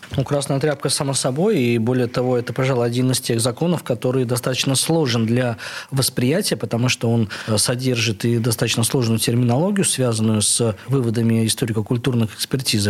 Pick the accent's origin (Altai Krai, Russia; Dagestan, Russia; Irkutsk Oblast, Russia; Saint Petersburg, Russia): Saint Petersburg, Russia; где я, э, рос, э, а я рос на Староневском